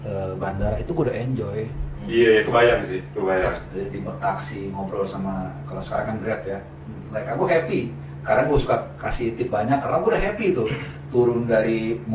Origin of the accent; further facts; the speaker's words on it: Indonesia; Where you from? Indonesia.